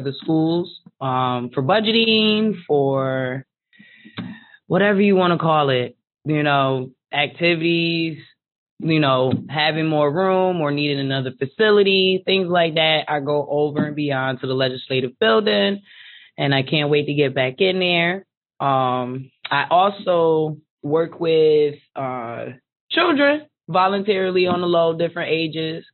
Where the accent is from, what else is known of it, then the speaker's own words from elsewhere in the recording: Hartford, Connecticut, United States; 34, born and raised in Hartford.